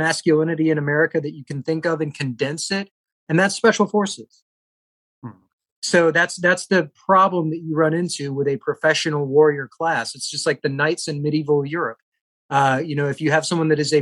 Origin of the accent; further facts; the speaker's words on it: South Carolina, United States; moved away; I grew up in South Carolina